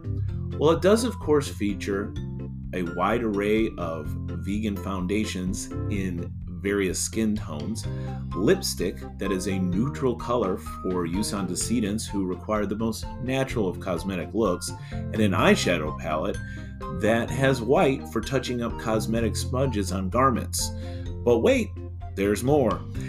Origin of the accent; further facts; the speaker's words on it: Illinois, United States; here in my home state of Illinois.